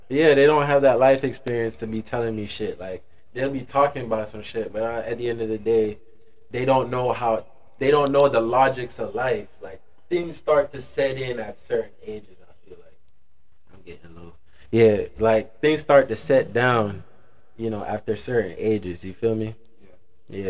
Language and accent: English; Jamaica; moved away; I come from Jamaica